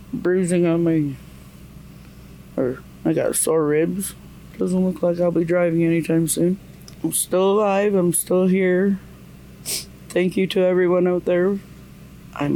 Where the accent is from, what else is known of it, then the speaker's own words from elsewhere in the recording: Mohawk Territory, Ontario, Canada; from Tandanega Mohawk Territory. It's about 2 hours, 2.5 hours southwest of here